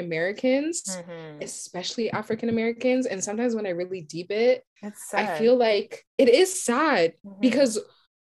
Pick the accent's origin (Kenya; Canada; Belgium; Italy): Canada; accent: Canadian; me and Sadie were born here in Canada